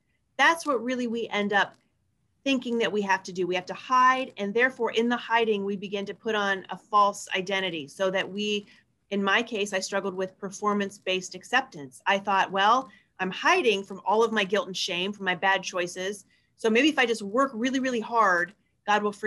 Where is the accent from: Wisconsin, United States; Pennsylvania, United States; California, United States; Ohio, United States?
Ohio, United States; Northeast; moved away as an adult; also born or lived in Fort Wayne, Indiana; now in Grand Rapids, United States; I grew up in Northeast Ohio